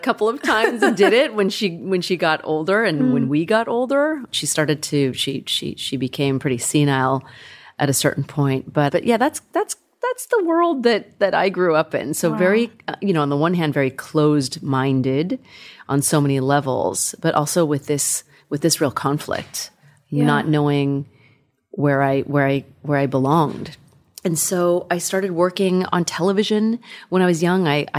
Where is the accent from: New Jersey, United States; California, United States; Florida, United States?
California, United States; I grew up in Northern California, outside of Sacramento, in a very non-diverse community, and we didn't have a lot of money.